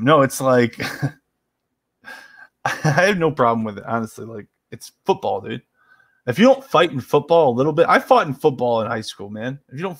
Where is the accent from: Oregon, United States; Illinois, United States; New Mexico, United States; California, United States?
Illinois, United States; West Chicago; Well, I'm from West Chicago.